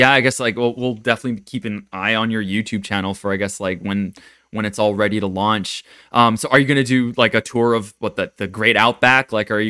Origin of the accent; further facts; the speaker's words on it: Japan; moved away; I come from Japan where everyone's kind of stuck in the 90s or 80s.